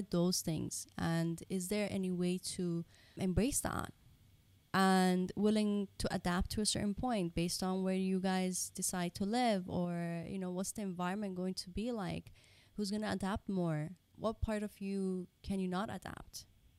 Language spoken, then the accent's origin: English; Dubai, United Arab Emirates; So like we mentioned earlier, like we are Japanese Pakistani, but we were brought up in Dubai.